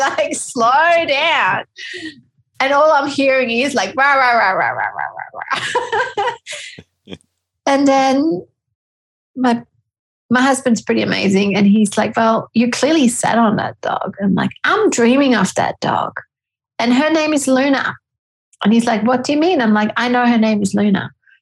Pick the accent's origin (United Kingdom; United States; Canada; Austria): Austria; moved away as an adult; now in Australia; I'm a clinical psychologist and I'm from Austria, and I moved to Australia with my gorgeous husband and family